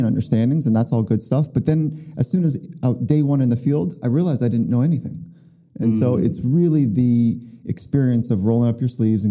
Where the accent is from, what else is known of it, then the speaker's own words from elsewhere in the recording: Los Angeles, California, United States; also born or lived in Virginia; I was born in Virginia, but then grew up in the South Bay of California, which is Los Angeles area